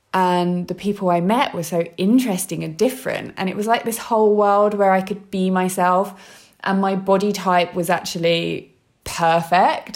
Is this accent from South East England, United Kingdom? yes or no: no; London, United Kingdom; I'm from London